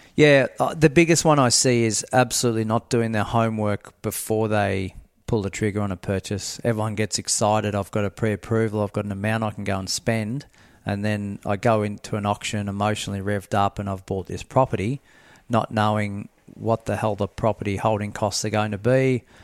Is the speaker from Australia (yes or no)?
yes; near Horsham, Victoria, Australia; moved away; I grew up near Horsham